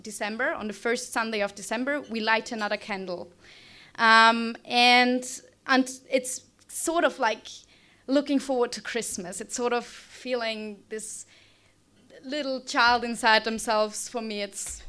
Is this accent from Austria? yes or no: yes; Austria; now in Australia; I'm from Austria, which is a very small German-speaking country south of Germany in Europe